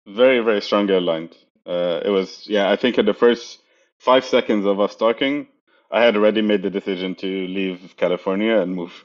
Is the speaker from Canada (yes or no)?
no; Egypt; moved away as an adult; also born or lived in Europe / Mountain View; I'm originally from Egypt, uh, as you know, and then uh, I moved to Europe after a few years of finishing my university